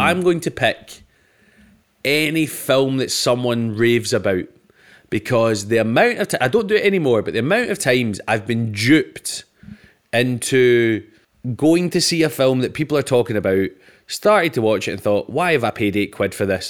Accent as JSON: {"language": "English", "region": "Scotland", "country": "United Kingdom", "said": "I'm Scottish"}